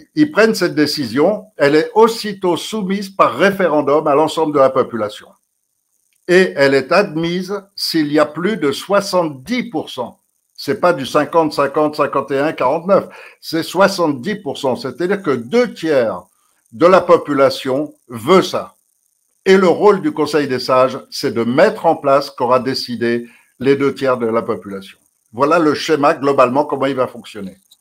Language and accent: French; France; On est Français